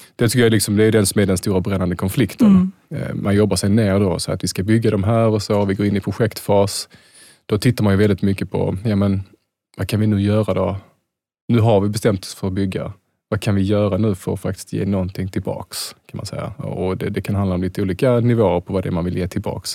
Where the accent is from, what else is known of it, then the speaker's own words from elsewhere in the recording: Malmö, Skåne, Sweden; jag är från Malmö